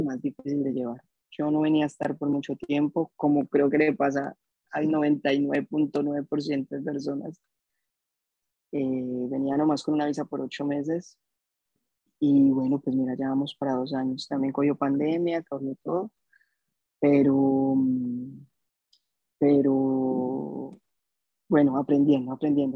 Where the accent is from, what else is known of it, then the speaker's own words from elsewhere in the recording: Bogotá, Colombia; moved away as an adult; now in Gold Coast, Australia; nací en Bogotá el 93, tengo 28 años, llevo dos años aquí en Australia